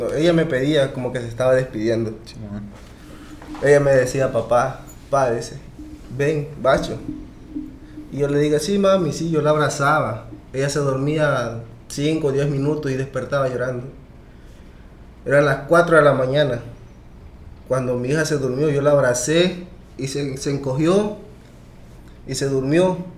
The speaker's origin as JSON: {"language": "Spanish", "town": "Arriaga", "region": "Chiapas", "country": "Mexico", "tie": "born or raised there", "also_born_or_lived": "United States", "moved": "yes", "said": "así llegué a, Chiapas, donde en mi tierra"}